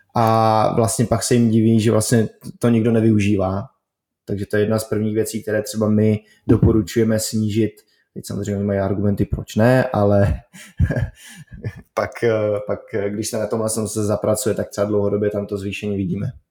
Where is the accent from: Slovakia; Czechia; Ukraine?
Czechia; my jako Češi jsme poměrně zíčkaný národ